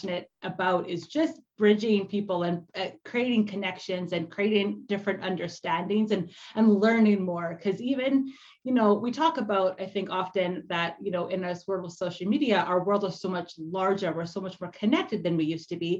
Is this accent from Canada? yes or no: yes; Canada; I'm also Canadian